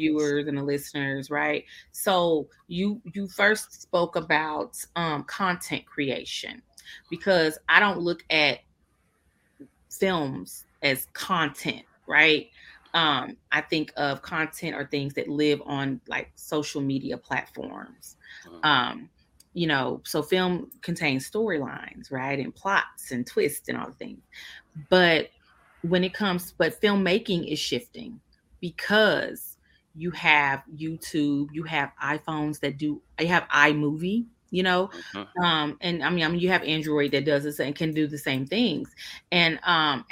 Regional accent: Kansas City, Missouri, United States; now in Washington, DC, United States; I'm from Kansas City

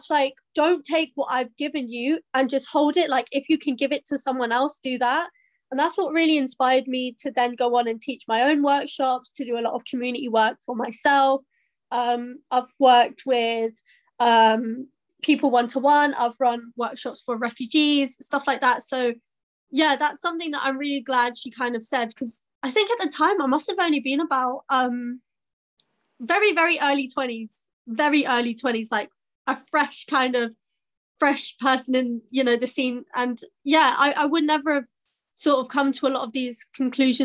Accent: Southall, London, United Kingdom; I'm from Southall and I'm a DJ

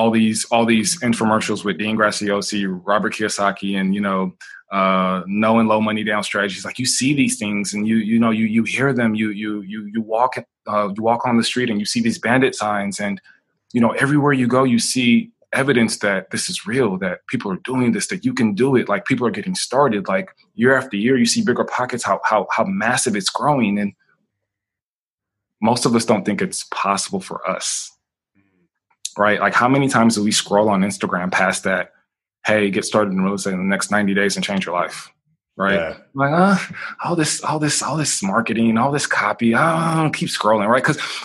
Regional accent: Nigeria; also born or lived in Boston, United States; just growing up, like, I grew up, I was born in Boston, Massachusetts. Within 3 or 4 weeks, maybe 6 weeks, my mom shipped me across to Nigeria because she was a new entrepreneur.

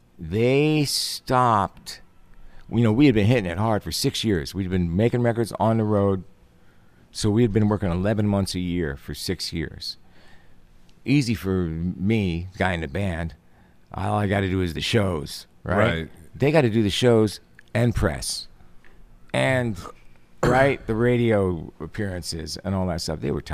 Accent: Stroudsburg, Pennsylvania, United States; When I was a little kid, there was a tiny little two-block area of my hometown, Stroudsburg, Pennsylvania, the Italian section.

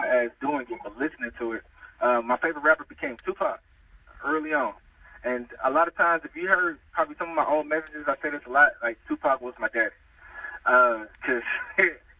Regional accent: Louisiana, United States; moved away as an adult; now in California, United States; I was born in California, and I moved to Louisiana when I was like 6 years old

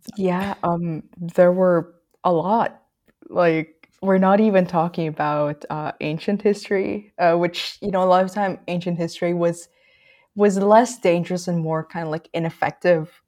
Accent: Philippines; moved away; I grew up in the Philippines and I still have, like, quite some ties to it.

